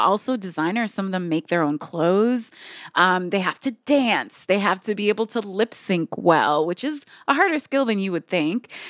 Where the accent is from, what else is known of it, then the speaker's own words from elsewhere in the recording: Michigan, United States; I'm from Michigan